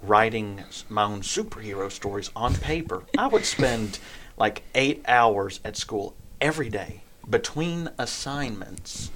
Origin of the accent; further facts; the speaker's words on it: Ragland, Alabama, United States; I am from Ragland, Alabama. It's a very small town here in this state